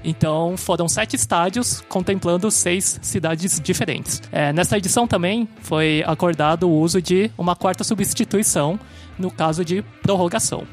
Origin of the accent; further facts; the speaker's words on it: São Paulo, Brazil; eu sou de São Paulo